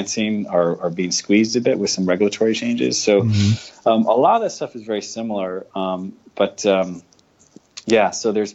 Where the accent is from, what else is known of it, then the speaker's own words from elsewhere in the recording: Rhode Island, United States; moved away as an adult; also born or lived in Boston area / New York / San Francisco, United States; now in Australia; grew up in Rhode Island, the Boston area in Rhode Island, New York, and then moved over to San Francisco